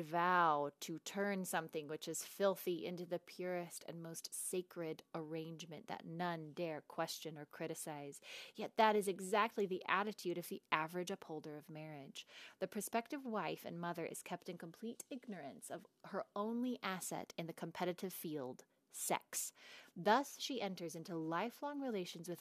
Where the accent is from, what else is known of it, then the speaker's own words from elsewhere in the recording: the Bible Belt, United States; my little sister and I talk about growing up in the Bible Belt, where we had no sex ed